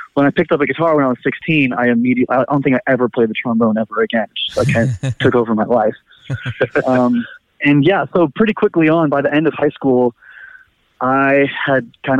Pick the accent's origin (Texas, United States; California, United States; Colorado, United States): California, United States; Fremont; Ian and I grew up in Fremont together